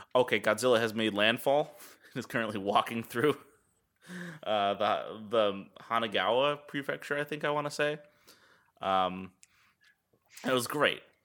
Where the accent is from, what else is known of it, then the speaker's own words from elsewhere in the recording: United States; as an American